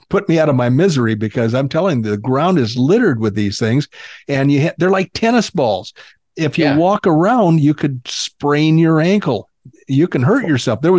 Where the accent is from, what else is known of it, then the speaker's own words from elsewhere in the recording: the South, United States; Well, I am from the South, but I try to, you know, the Northerners beat the accent out of me.